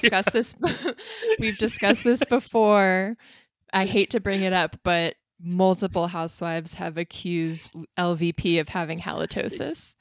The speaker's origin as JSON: {"language": "English", "area": "South Bay", "region": "California", "country": "United States", "tie": "born or raised there", "said": "the South Bay, my home town, my home region."}